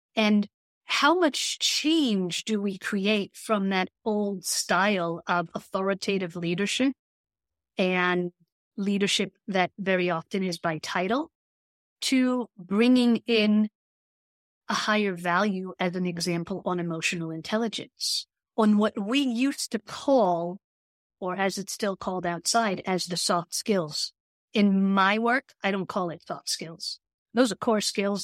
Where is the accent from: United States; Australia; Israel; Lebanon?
Israel; I grew up in Israel